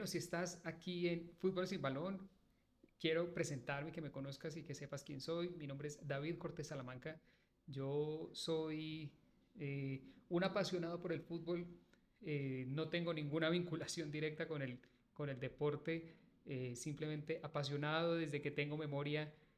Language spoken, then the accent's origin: Spanish; Manizales, Caldas, Colombia; Yo soy de Manizales, de la ciudad de Manizales y obviamente toda la vida he escuchado los partidos del Once Caldas